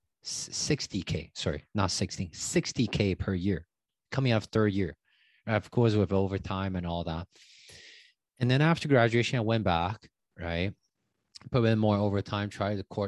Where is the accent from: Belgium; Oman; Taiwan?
Taiwan; English is a second language; moved away as an adult; also born or lived in Vancouver, Canada; now in Toronto, Canada; So I grew up in Taiwan, moved to Canada when I was 18, came here with a student visa.